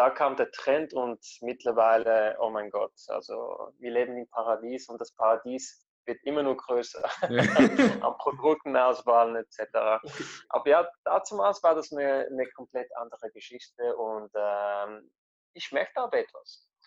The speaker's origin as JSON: {"language": "German", "country": "Italy", "said": "man ist ganz anders aufgewachsen, die, ich bin ja Italiener, also die italienischen Esstraditionen und Kulturen."}